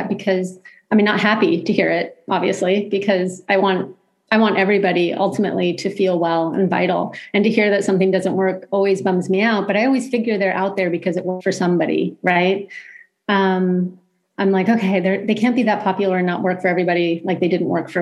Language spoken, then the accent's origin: English; California, United States; being a Californian